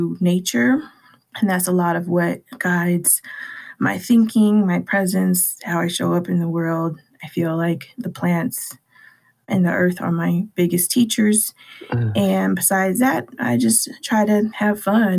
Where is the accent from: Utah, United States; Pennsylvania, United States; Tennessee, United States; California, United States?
California, United States; Los Angeles; I was born and raised in Watts, California, which is in Southern California.